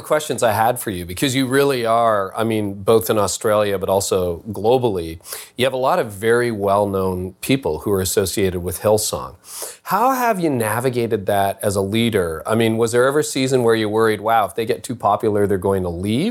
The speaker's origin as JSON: {"language": "English", "country": "Canada", "said": "I'm a Canadian"}